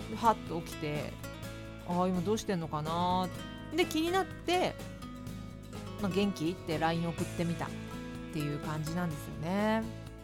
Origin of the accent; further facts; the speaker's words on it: Fukuoka, Japan; moved away; 私の地元福岡